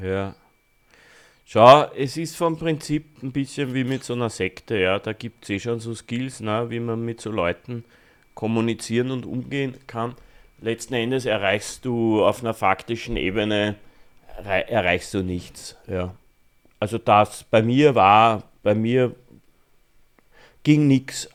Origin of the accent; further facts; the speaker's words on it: Austria; bei uns in Österreich